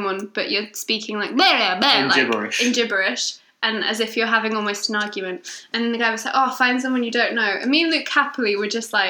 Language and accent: English; United Kingdom; I'm too British.